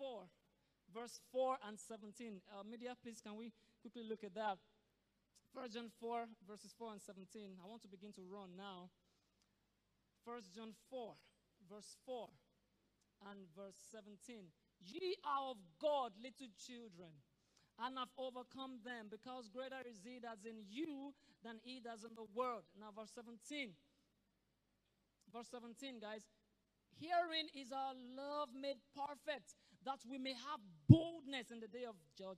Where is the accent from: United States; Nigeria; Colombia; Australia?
Nigeria; as a Nigerian